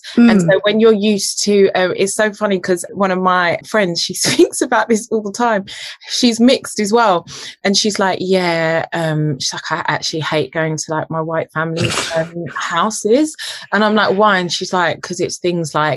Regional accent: United Kingdom; also born or lived in Jamaica; I was British raised

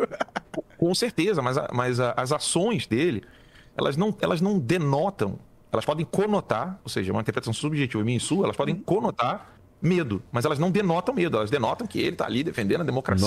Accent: Rio de Janeiro, Brazil; Eu sou carioca também.

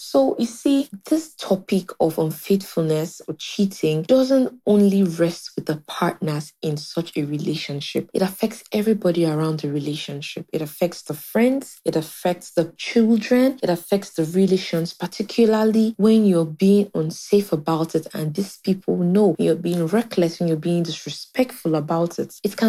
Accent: Nigeria; Hello, Viola. … I'm a Nigerian.

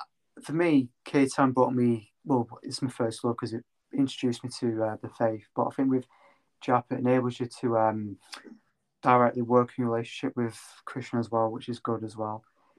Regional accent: Cheltenham, South West England, United Kingdom; moved away; I'm from Cheltenham originally

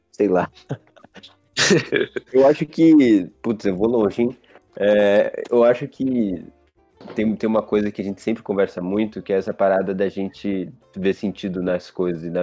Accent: Pinheiros, São Paulo, Brazil; eu moro perto dele. Porque eu sou de Pinheiros

